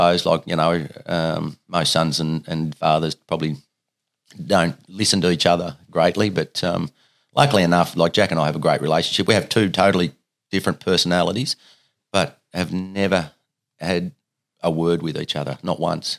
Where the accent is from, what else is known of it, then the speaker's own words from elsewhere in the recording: Riana, Tasmania, Australia; also born or lived in Penguin, Tasmania; I grew up in Ryanna for the first 12 years of my life.